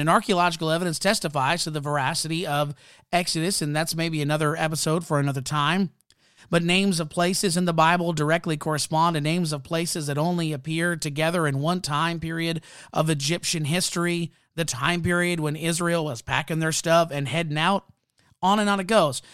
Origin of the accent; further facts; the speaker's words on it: Canada; I'm Canadian